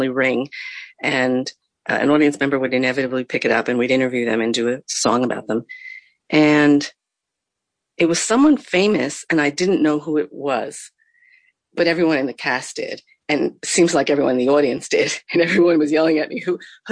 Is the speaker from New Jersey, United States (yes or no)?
yes; New Jersey, United States; we grew up in New Jersey